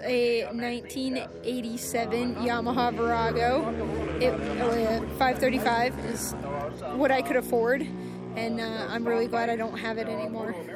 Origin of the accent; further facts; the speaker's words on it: New England, United States; now in Southern California, United States; I'm from New England